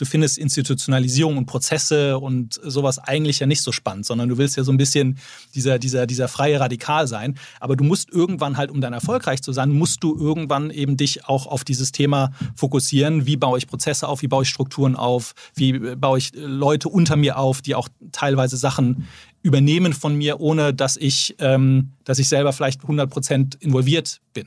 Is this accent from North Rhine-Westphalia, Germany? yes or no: yes; Bonn, North Rhine-Westphalia, Germany; moved away as an adult; also born or lived in London; dann sind wir dann zusammen in meine Heimatstadt ähm, Bonn gezogen.